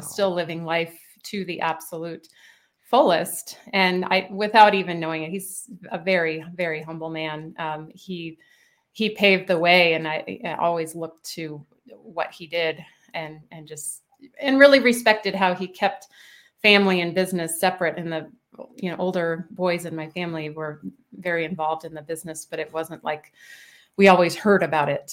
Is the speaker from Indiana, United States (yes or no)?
yes; Indianapolis, Indiana, United States; also born or lived in Boston / Bloomington, Indiana; I was born and raised in Indianapolis, Indiana